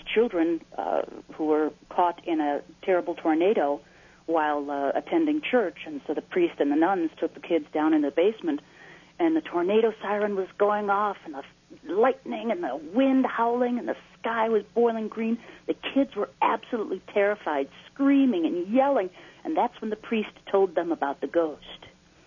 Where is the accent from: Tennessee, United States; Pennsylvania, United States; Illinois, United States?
Illinois, United States; Naperville; growing up in Naperville